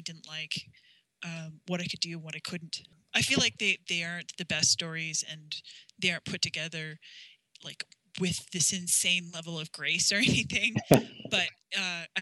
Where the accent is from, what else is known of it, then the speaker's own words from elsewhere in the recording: South Dakota, United States; I'm from South Dakota, so that's my roots.